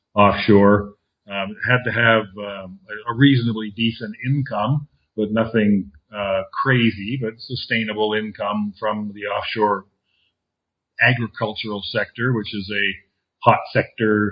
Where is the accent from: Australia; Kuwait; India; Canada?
Canada; moved away as an adult; also born or lived in Southern California, United States / Costa Rica / Mexico / Argentina; now in Panama; I'm Canadian, and I left the Great White North in 1989